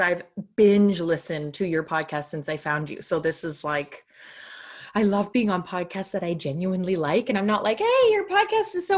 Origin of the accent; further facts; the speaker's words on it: Canada; I'm Canadian